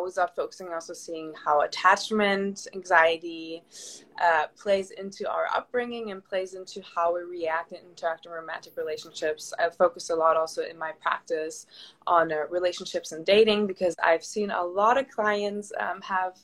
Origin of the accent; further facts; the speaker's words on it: Germany; moved away as an adult; also born or lived in Southern California; now in California, United States; I live in beautiful Southern California, but I'm originally from Germany.